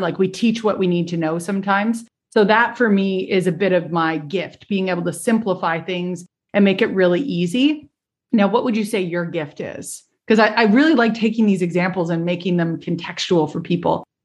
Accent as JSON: {"language": "English", "country": "Canada", "said": "we're both Canadian."}